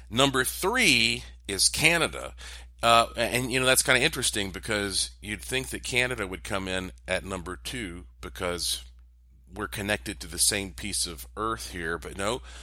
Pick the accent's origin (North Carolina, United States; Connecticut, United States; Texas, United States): North Carolina, United States; Asheville; Asheville, North Carolina. That's my hometown